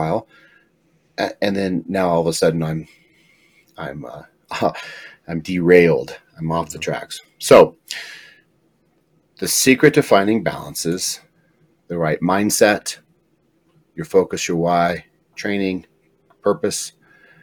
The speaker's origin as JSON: {"language": "English", "town": "Pueblo", "region": "Colorado", "country": "United States", "said": "I'm from Pueblo, Southern Colorado."}